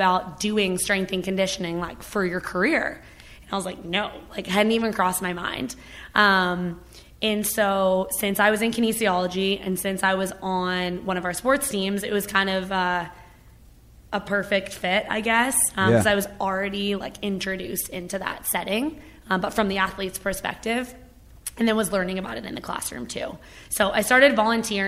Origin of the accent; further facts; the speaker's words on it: Toronto, Ontario, Canada; moved away as an adult; also born or lived in Hamilton, Ontario / Los Angeles; now in Phoenix, United States; I grew up in Canada, like a suburb of Toronto in Ontario